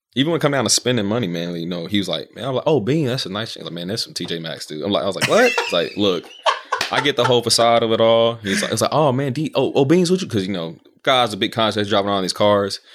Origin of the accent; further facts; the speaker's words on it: Georgia, United States; moved away; I'm from Georgia.